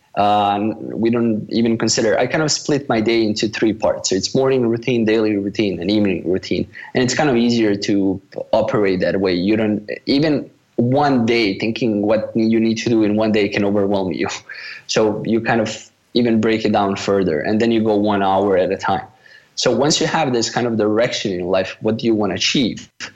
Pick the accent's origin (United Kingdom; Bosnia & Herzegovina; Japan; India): Bosnia & Herzegovina; also born or lived in Malaysia; I'm from Bosnia